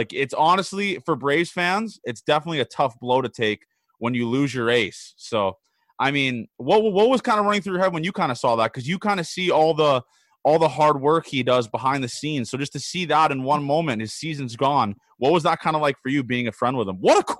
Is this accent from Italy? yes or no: no; Canada; He's Canadian, I'm Canadian, and we just kind of get along.